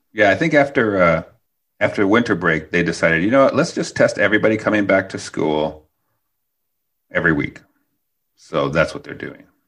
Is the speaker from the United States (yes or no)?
yes; Midwest, United States; now in Portland, United States; I grew up in the Midwest, so I grew up with snow and ice